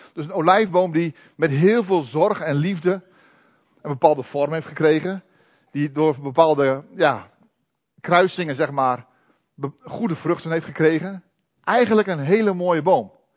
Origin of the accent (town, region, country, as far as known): Netherlands